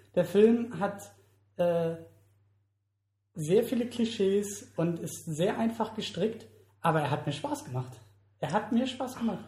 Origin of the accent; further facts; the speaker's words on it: Germany; für uns als Deutsche